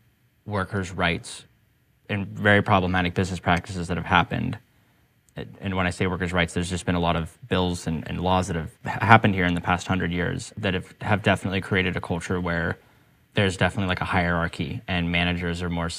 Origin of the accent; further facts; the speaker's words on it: Rocky Mountains, United States; now in Portland, United States; I actually initially wanted to move out of Portland and get to a sunnier place. Somewhere where the sunshine's super important to me. I grew up